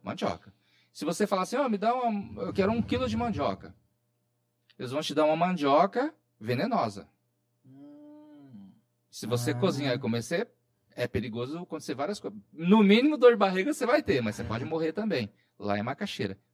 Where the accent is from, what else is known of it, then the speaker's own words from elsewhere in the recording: interior of São Paulo, Brazil; moved away as an adult; also born or lived in Roraima; eu sou aqui do interior de São Paulo